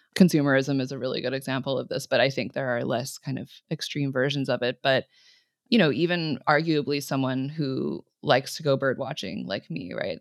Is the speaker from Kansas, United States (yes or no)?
no; California, United States; growing up in California